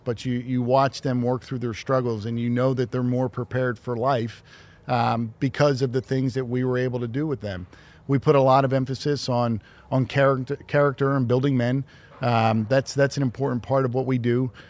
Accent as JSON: {"language": "English", "town": "Philadelphia", "region": "Pennsylvania", "country": "United States", "tie": "born or raised there", "said": "growing up in Philadelphia"}